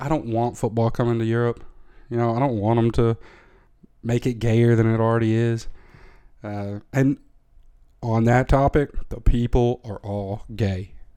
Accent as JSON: {"language": "English", "region": "Tennessee", "country": "United States", "tie": "born or raised there", "moved": "as an adult", "lives_now": "Netherlands", "said": "as a thirteen-year-old in the middle of Tennessee"}